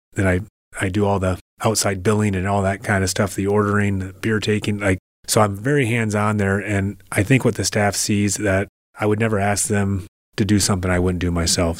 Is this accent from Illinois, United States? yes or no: no; Indianapolis, Indiana, United States; also born or lived in Troy, Michigan; now in Port Huron, United States; I'm from Indianapolis, Indiana, where my father played professional hockey. And when he was done playing professional hockey, he opened up a restaurant. So I grew up eating at this restaurant since I was a kid